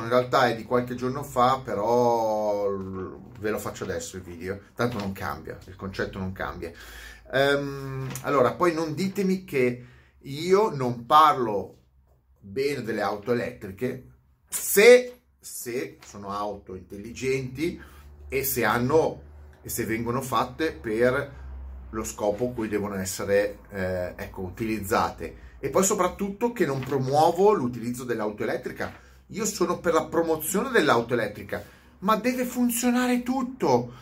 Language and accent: Italian; Milan, Lombardy, Italy; sono milanese